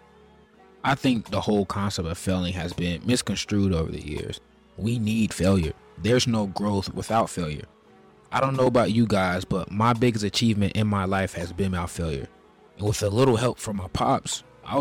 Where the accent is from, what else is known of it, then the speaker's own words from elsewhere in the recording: Charlotte, North Carolina, United States; I'm from Charlotte, North Carolina, the real Queen City. I was born and raised here.